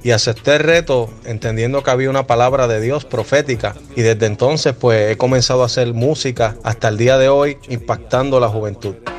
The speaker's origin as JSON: {"language": "Spanish", "country": "Puerto Rico", "moved": "yes", "lives_now": "United States", "said": "Soy puertorriqueño y actualmente resido en los Estados Unidos."}